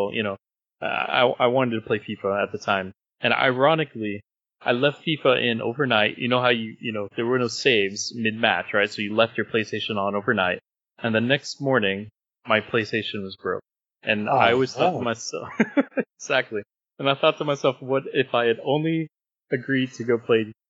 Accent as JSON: {"language": "English", "country": "Indonesia", "tie": "born or raised there", "said": "I was born in Indonesia"}